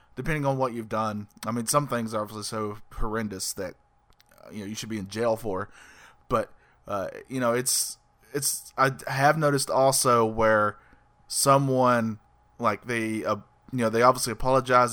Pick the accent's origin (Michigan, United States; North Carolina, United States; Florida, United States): North Carolina, United States; I'm Southern. Uh, born and raised in the South